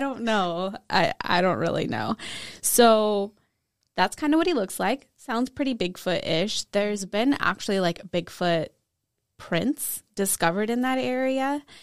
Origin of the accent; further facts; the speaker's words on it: Washington, United States; I grew up in Washington